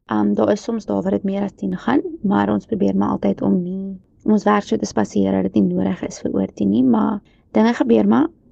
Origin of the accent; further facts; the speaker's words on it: Kempton Park, Gauteng, South Africa; Ek het grootgeword in Kempton Park